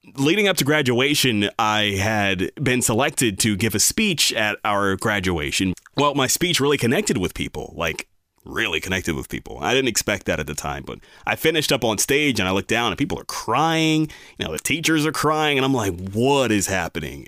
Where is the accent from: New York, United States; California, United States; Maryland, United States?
Maryland, United States; Bel Air; I grew up in Bel Air, Maryland. My family moved here in nineteen ninety-four when I was three years old.